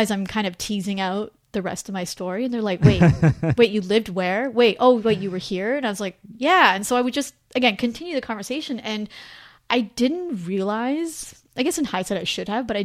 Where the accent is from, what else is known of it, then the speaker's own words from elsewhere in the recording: Canada; I call myself Canadian